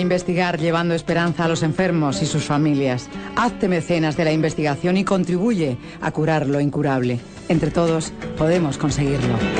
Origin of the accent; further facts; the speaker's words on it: Valencia, Valencian Community, Spain; accent: maño; Soy, valenciana, valenciana. Mi padre era de Castellón